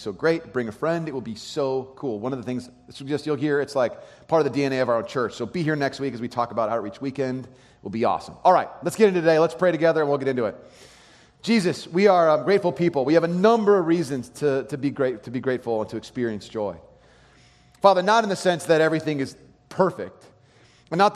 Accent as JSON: {"language": "English", "region": "California", "country": "United States", "tie": "born or raised there", "said": "I grew up in California."}